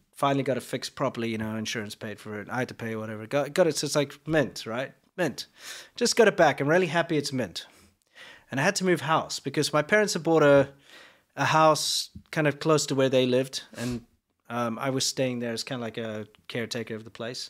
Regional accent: South Africa; now in United States; as a South African

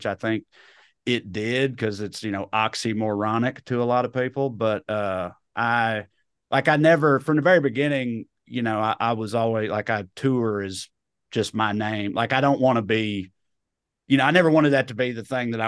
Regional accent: rural Tennessee, United States; accent: redneck; moved away as an adult; also born or lived in Knoxville, Tennessee; now in Burbank, United States; I grew up in rural Tennessee

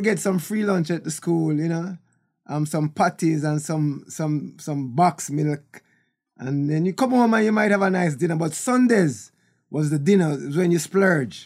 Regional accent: Kingston, Jamaica; also born or lived in Bull Bay, Jamaica; I was born in Kingston, Jamaica, in Trenchtown

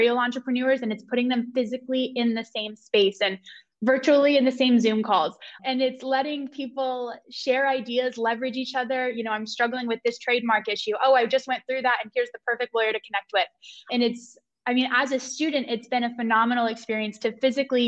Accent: Cary, North Carolina, United States; I'm from Cary, North Carolina. So right down the road from Raleigh, born and raised

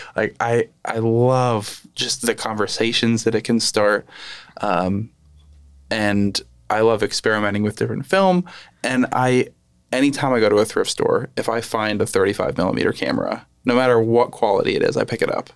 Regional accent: Lehigh Valley, Pennsylvania, United States; also born or lived in New York; I, I grew up here in the Lehigh Valley

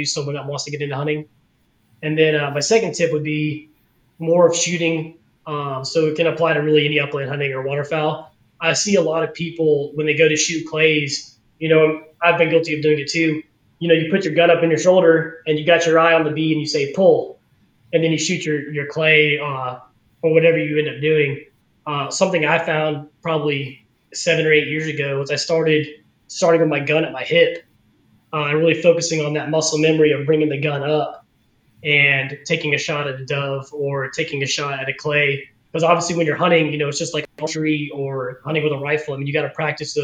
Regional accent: Georgia, United States; now in Arkansas, United States; I grew up dove hunting in Georgia

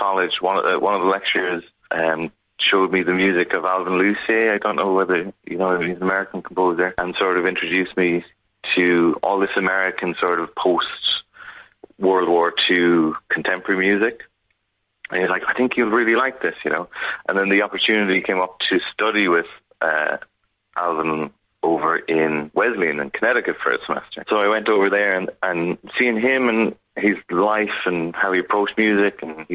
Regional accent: Kilkenny, Leinster, Ireland; moved away as an adult; also born or lived in Chicago / Cork; now in Glasgow, United Kingdom; growing up in Kilkenny at the time in the 90s

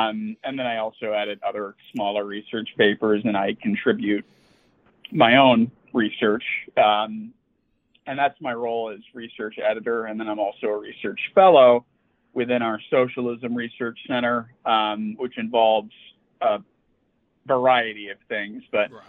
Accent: Chicago, Illinois, United States; I grew up in Chicago. I went to college out east at Boston College.

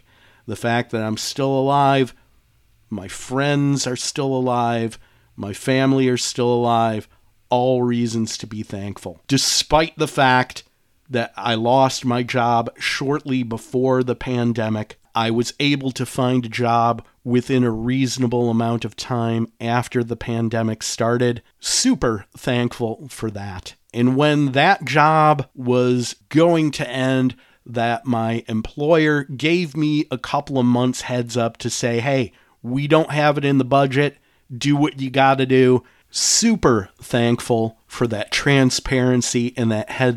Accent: Detroit, Michigan, United States; moved away as an adult; now in Charlotte, United States; I love my hometown of Detroit.

